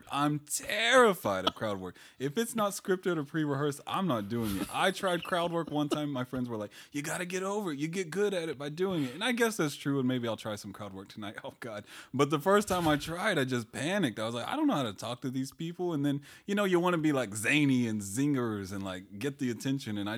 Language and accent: English; Colorado, United States; Again, I'm from Colorado. I would have nothing to say.